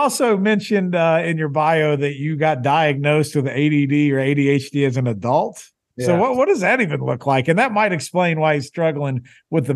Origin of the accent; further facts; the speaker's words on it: Poca, West Virginia, United States; our high school. We went to a town called Poca. So we're Poca High School